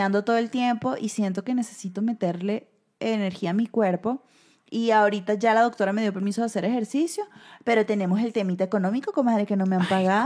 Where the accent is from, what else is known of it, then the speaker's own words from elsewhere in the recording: Venezuela; moved away; uno se siente bien siendo venezolano